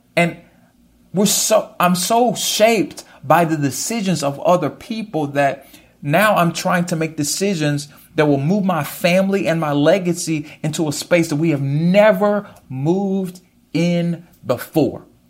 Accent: United States; As an American

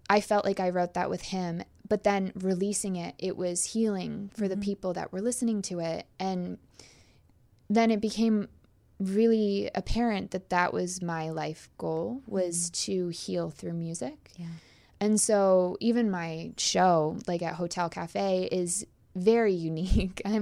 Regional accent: Canada; I'm also Canadian, so I'll probably apologize a bunch.

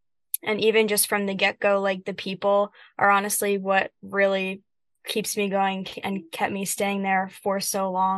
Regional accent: Bergen County, New Jersey, United States; moved away as an adult; now in Fairfield, United States; I'm originally from North Jersey. Shout out to Bergen County. I'm from a super small town

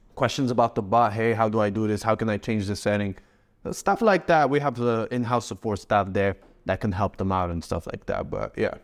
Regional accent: Morocco; also born or lived in Canada / Spain; now in Dubai, United Arab Emirates; my home country, Morocco

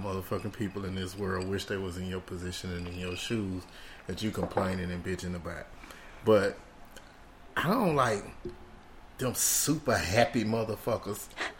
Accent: Houston, Texas, United States; now in Miami, United States; I'm from Houston.

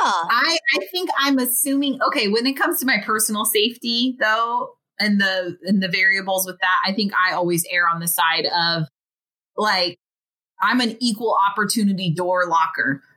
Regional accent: United States; growing up in the United States

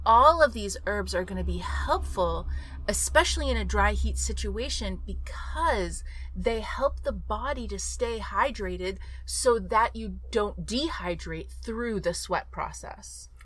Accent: Texas, United States; I grew up in Texas

